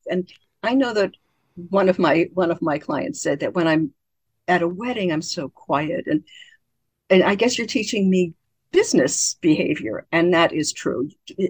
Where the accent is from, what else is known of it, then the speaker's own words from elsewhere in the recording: Baltimore, Maryland, United States; Many people, including me, I grew up in Baltimore, Maryland. In Baltimore, Maryland, we never there's no finishing any word. There's no final consonant any word. And I grew up talking like that.